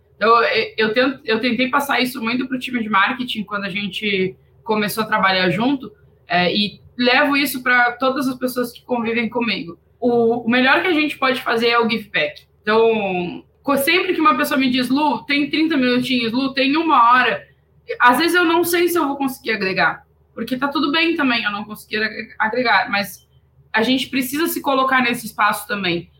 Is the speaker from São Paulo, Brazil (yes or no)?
no; interior of Rio Grande do Sul, Brazil; Eu sou do interior do Rio Grande do Sul